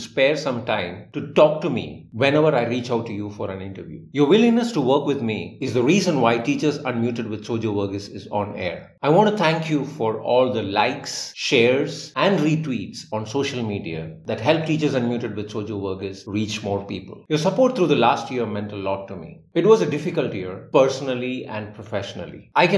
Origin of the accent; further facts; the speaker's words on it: India; I'm an Indian teacher